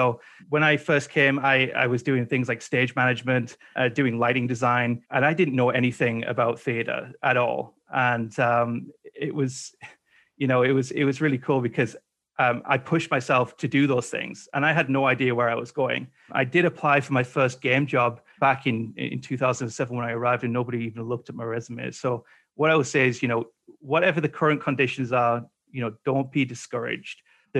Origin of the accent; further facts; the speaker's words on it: England, United Kingdom; now in Canada; So when I came over to Canada from England back in 2007, I didn't have this COVID thing